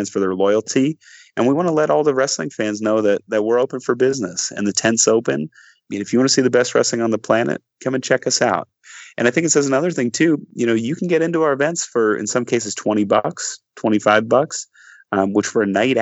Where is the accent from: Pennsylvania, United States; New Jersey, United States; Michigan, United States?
Pennsylvania, United States; Allentown; also born or lived in Glenside, Pennsylvania; I moved from Glenside, Pennsylvania in 2017 back to my hometown, Allentown, Pennsylvania